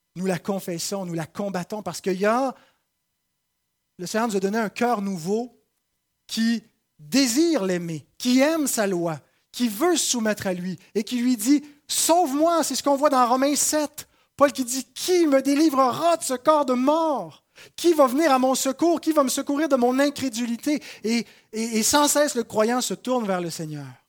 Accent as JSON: {"language": "French", "town": "Saint-Jérôme", "region": "Quebec", "country": "Canada", "said": "j'ai été plutôt bien reçu dans ma patrie. Euh, je suis de Saint-Jérôme et j'ai été accueilli par les miens"}